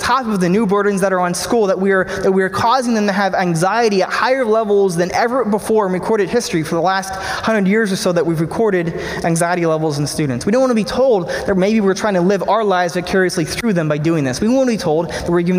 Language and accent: English; Pennsylvania, United States; Beth and I moved to my hometown in Pennsylvania